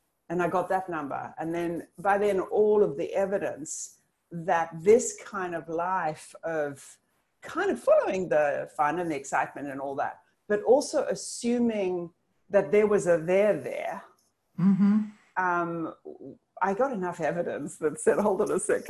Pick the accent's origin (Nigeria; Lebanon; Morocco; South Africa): South Africa; moved away; I'm South African originally